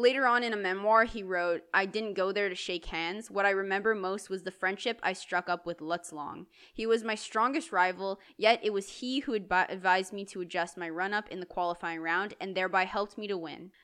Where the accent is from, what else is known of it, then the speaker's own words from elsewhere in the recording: Canada; It's because we're Canadian and we only flourish in the cold.